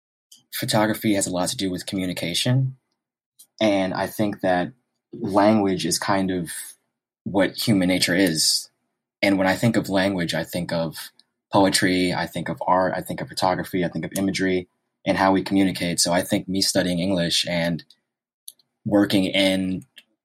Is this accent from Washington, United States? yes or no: no; New York City, New York, United States; I was born and raised in New York City, specifically in Harlem